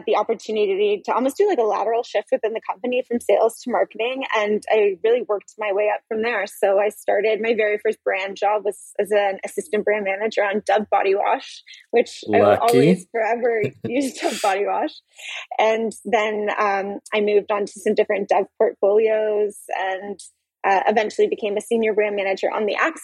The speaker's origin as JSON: {"language": "English", "town": "Halifax", "region": "Nova Scotia", "country": "Canada", "also_born_or_lived": "Toronto", "moved": "as an adult", "said": "I'm from Halifax originally"}